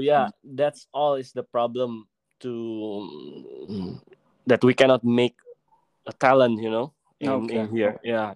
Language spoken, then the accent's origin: English; Jakarta, Indonesia; also born or lived in Medan, Indonesia; So like I said before, I was born in Medan. But since 2 years old, I moved to Jakarta with my family.